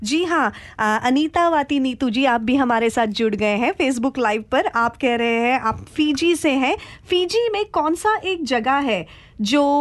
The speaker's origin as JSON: {"language": "Hindi", "town": "Lalitpur", "region": "Uttar Pradesh", "country": "India", "said": "ललितपुर है मैं वहां से हूँ ये यूपी से हूँ"}